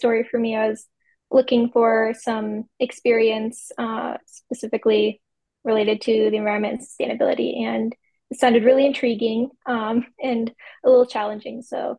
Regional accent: Sioux Falls, South Dakota, United States; moved away as an adult; now in Lincoln, United States; I'm originally from Sioux Falls, South Dakota.

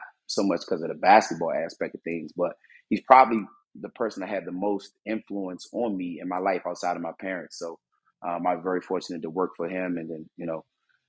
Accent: Washington, District of Columbia, United States; moved away as an adult; also born or lived in Savannah, Georgia; Well, I'm actually from Washington, D.C., born and raised. Spent my first 18 years there before I moved to Georgia and basically became half Savannian.

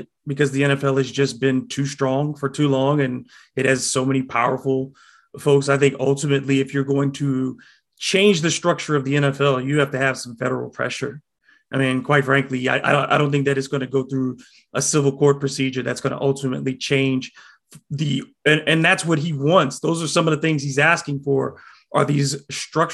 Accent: United States; as an American

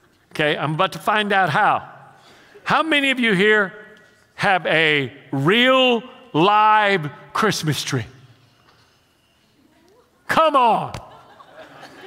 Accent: Houston, Texas, United States; while I was a child growing up in the Mexican ghetto of Houston

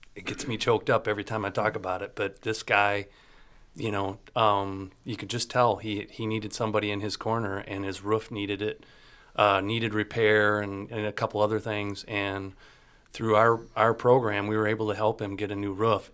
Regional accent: Leelanau County, Michigan, United States; family up in Leonauk County that the excavating company up there and cherry farmers

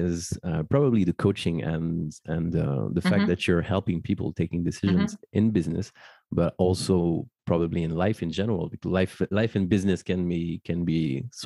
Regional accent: Paris, Île-de-France, France; born or raised there

